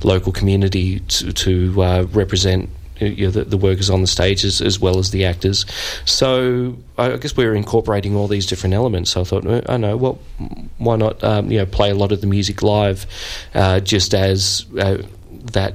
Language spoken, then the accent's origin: English; Sydney, New South Wales, Australia; moved away as an adult; now in Melbourne, Australia; I was born and raised in Sydney, so I've only been to Melbourne like the last 12 years